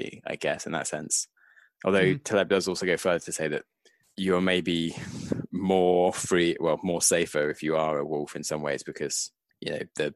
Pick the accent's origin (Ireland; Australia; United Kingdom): United Kingdom; being British